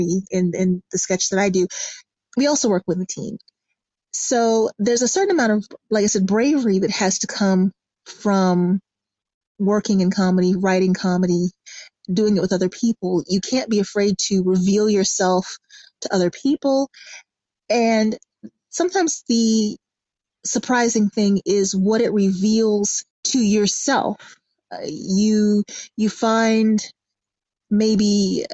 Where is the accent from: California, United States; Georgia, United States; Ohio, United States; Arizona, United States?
Georgia, United States; Atlanta; I am from Atlanta, Georgia.